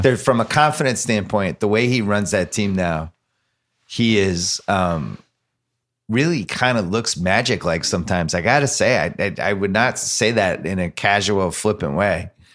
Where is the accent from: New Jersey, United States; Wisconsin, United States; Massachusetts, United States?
Massachusetts, United States; Boston; moved away; I'm from Boston originally